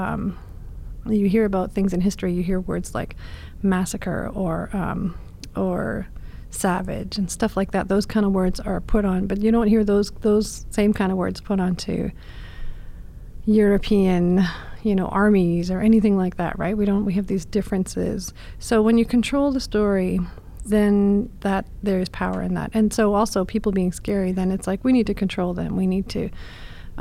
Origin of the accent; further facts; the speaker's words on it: Prince George, British Columbia, Canada; also born or lived in Nadleh (Notle) First Nation community; she moved to Prince George, and then had me and my two brothers.